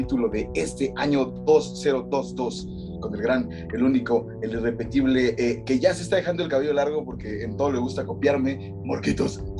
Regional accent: Mexico

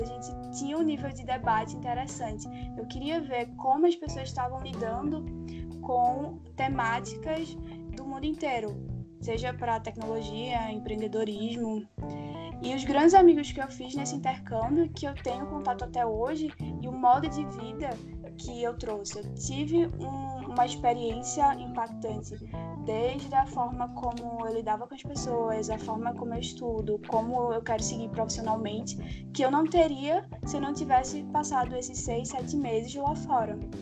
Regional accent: Recife, Pernambuco, Brazil; sou de Recife

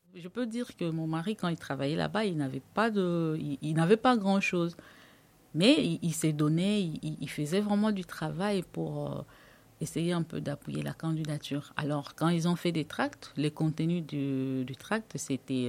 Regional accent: DR Congo; moved away as an adult; now in France; Je suis originaire euh, de la République démocratique du Congo. Je suis arrivée en France en juin 2016

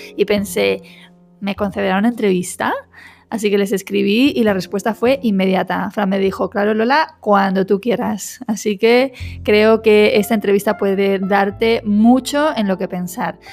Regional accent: Madrid, Community of Madrid, Spain; moved away as an adult; now in Coín, Spain; Habiendo vivido 30 años de mi vida en Madrid capital

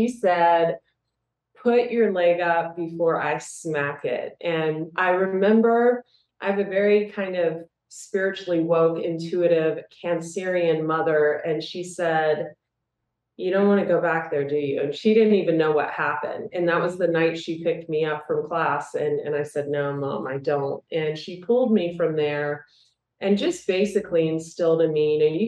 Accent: Ohio, United States; moved away; also born or lived in Las Vegas; I'm from Ohio originally

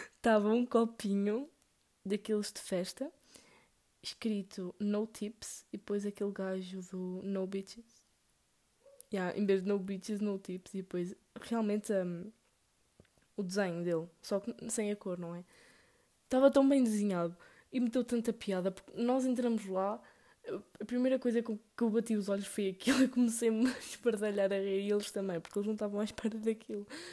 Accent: Northern Portugal, Portugal; aqui no norte nós somos tipo. Oh, vamos a algum lado? Ou bora a algum lado?

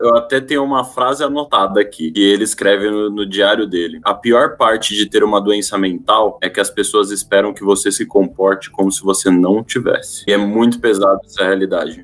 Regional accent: Brazil; a gente é brasileiro

